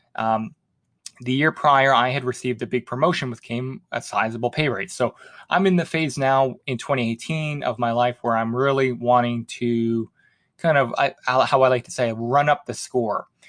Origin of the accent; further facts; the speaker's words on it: Halifax, Nova Scotia, Canada; moved away; my hometown of Halifax